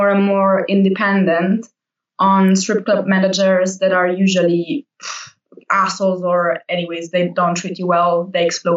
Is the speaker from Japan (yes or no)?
no; Italy; moved away as an adult; now in Berlin, Germany; I'm from Italy and I moved to Berlin 5 years ago